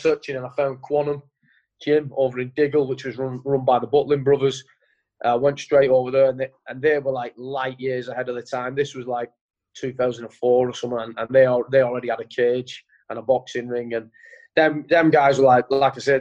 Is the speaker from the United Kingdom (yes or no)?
yes; Rochdale, North West England, United Kingdom; I grew up in Rochdale. I still live in Rochdale.